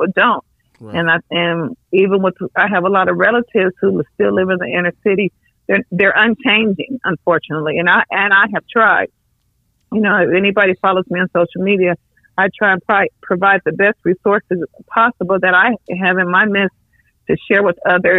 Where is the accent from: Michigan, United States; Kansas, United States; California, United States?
California, United States; Los Angeles; I was raised by my grandparents in South Central.